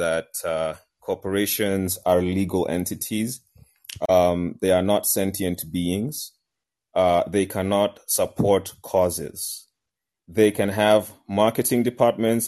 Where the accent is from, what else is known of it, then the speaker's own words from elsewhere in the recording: Kenya; moved away; I'm Kenyan